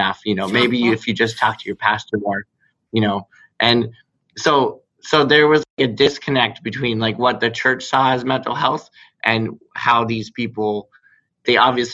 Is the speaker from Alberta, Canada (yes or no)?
no; Barrie, Ontario, Canada; I grew up in Barrie